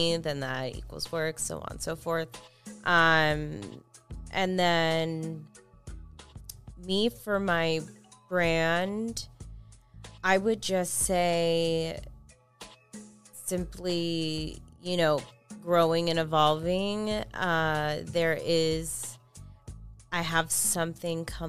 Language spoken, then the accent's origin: English; Orange County, California, United States; moved away; also born or lived in East Coast; I was born and raised in Orange County, California.